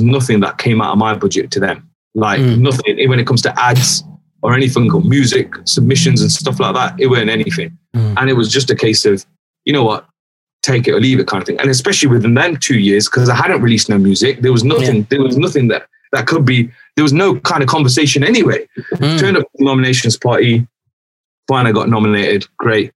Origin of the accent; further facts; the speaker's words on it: Derby, East Midlands, United Kingdom; moved away as an adult; also born or lived in West London; my hometown